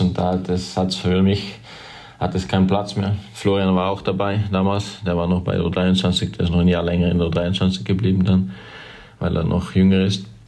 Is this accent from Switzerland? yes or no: yes; near Winterthur, Zurich, Switzerland; moved away as an adult; now in Belgium; Geboren in Winterthur, aufgewachsen ein bisschen außerhalb, kleines Dorf, ungefähr 15 Kilometer außerhalb Winterthur